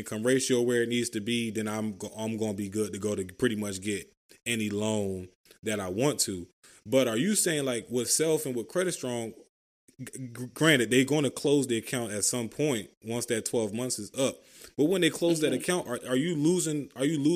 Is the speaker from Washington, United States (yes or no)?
no; Philadelphia, Pennsylvania, United States; I'm from Philly